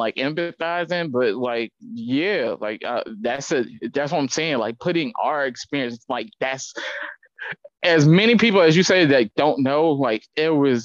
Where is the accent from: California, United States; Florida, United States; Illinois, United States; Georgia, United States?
Georgia, United States; Atlanta; I come from Atlanta